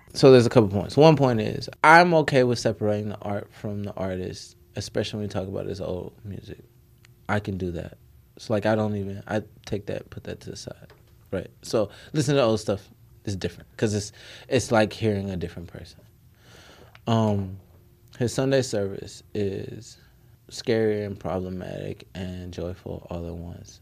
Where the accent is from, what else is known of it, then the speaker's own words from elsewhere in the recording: Nashville, Tennessee, United States; also born or lived in Chicago; I grew up in Nashville, Tennessee